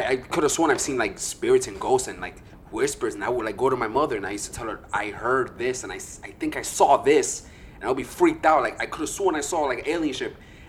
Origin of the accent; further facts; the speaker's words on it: New Jersey, United States; was born and raised in Jersey.